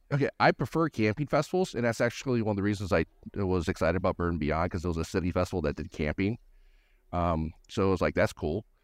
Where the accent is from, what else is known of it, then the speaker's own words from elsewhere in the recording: Gallatin, Tennessee, United States; I'm just north Nashville, up in, uh, Gallatin, Tennessee